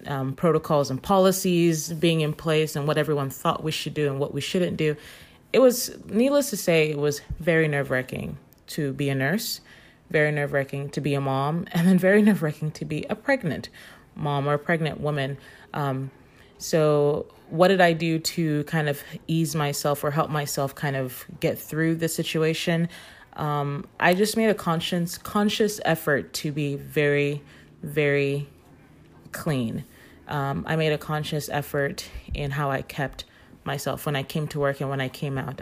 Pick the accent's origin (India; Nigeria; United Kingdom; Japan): Nigeria; moved away; I'm from Nigeria